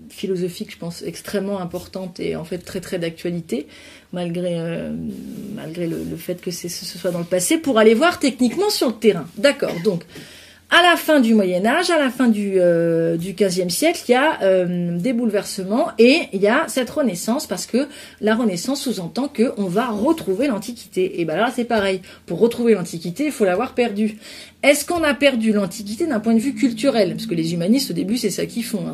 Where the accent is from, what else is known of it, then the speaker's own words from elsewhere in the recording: France; also born or lived in near Burgundy (residence); en tant que Français